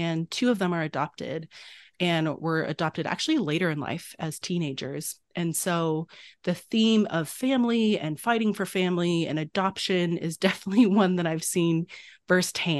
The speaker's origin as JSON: {"language": "English", "country": "China", "tie": "born or raised there", "said": "I grew up in China with my two bio brothers"}